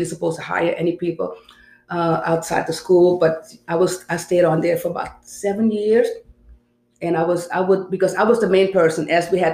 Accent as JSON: {"language": "English", "country": "Suriname", "tie": "born or raised there", "moved": "yes", "said": "I was born in South America, Suriname, which is, most people don't know where it's at or never even heard of it, which is in South America"}